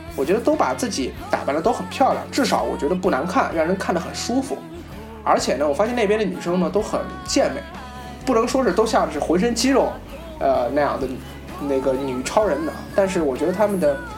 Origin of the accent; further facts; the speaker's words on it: China; 因为我是大陆人